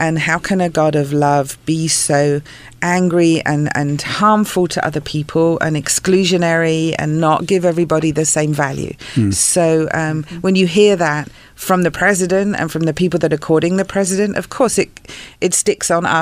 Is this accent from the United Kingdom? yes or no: yes; England, United Kingdom; moved away; I grew up in England